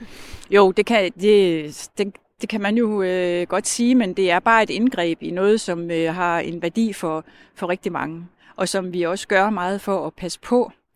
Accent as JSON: {"language": "Danish", "town": "Skagen", "region": "North Denmark Region", "country": "Denmark", "tie": "born or raised there", "said": "jeg er født og opvokset i Skagen, og har boet her det meste af mit liv."}